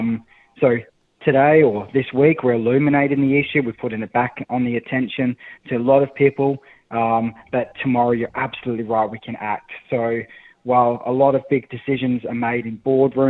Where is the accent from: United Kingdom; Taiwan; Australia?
Australia; as an Australian bloke